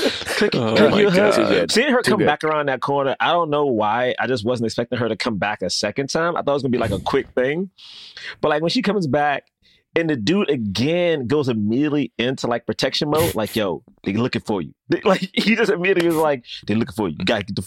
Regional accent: New York, United States; I'm from New York

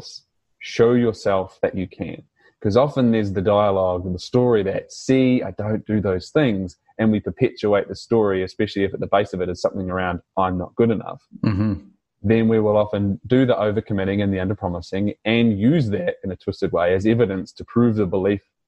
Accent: New Zealand; accent: New Zealand; now in Australia; my New Zealand accent

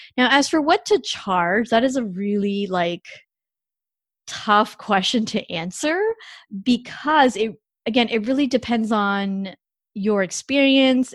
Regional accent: Canada; moved away; I'm not an American citizen, so I'm actually Canadian

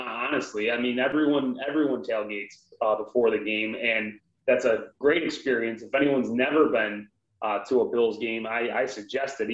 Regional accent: Buffalo area, New York, United States; being from this area

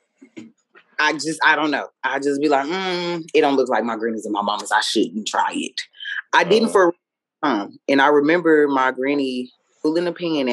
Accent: United States; as African American people

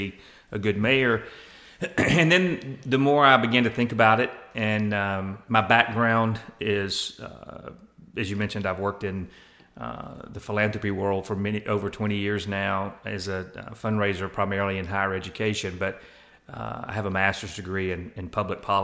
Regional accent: Laurel, Mississippi, United States; moved away as an adult; now in Columbus, United States; I'm originally from Laurel, Mississippi

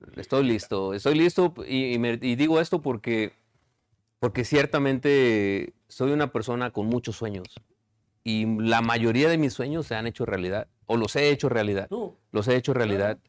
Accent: Ticumán, Morelos, Mexico; now in Chicago, United States; el amor que yo tengo por mi pueblo

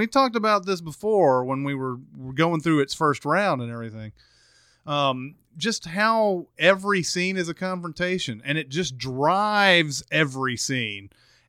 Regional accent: Brooklyn, New York, United States; born there; Like, hey, I was born in Brooklyn, and everybody's like, oh!

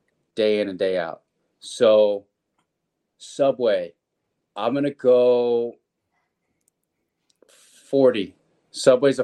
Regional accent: the South, United States; I'm from the South. I know my family's from the Northeast

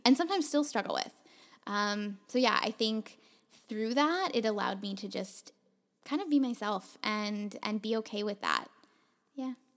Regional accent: Toronto, Ontario, Canada; moved away as an adult; now in Vancouver, Canada; when I first moved to Vancouver, um, I'm from Toronto

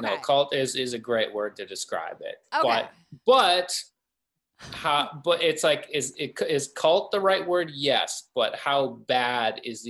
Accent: Canada; I am from Canada.

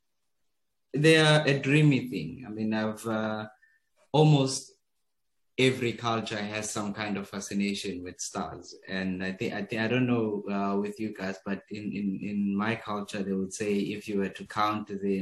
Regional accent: KwaMhlanga, Mpumalanga, South Africa; moved away as an adult; also born or lived in Johannesburg; I'm originally from Kwandebele in Mpumalanga. Very close to Kwamhlanga. Kwamhlanga is about an hour from Pretoria. So I'm from that region, and I was born there. I grew up there, 18 years of my life there.

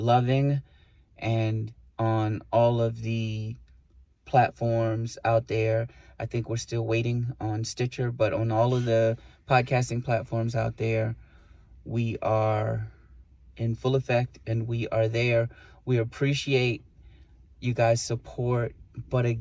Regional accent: New York City, New York, United States; also born or lived in Puerto Rico; as a New Yorker, you know, it's like, you know, I grew up, you know, saying B

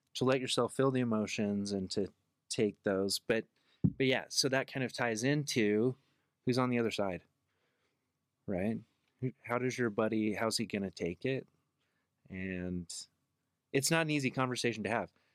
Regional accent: Salt Lake City, Utah, United States; also born or lived in Magna, Utah; born and raised in Salt Lake

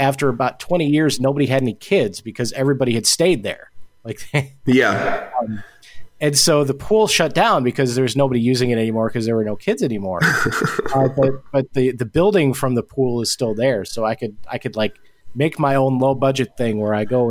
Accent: Chicago, Illinois, United States; also born or lived in Alabama; now in Chicago, United States; I actually got an apartment that was about 4 or 5 miles from where I grew up when I was here

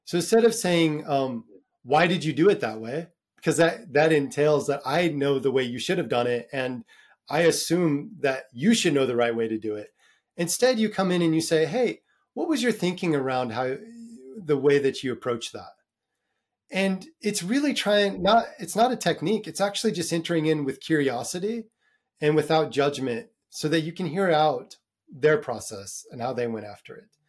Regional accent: United States; moved away as an adult; now in Dublin, Ireland; I'm American, maybe 'cause of my upbringing

